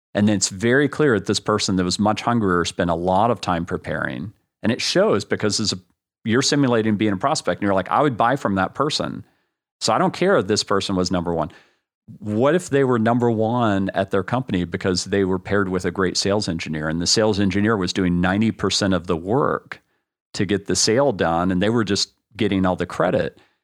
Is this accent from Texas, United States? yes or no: yes; Austin, Texas, United States; growing up in Austin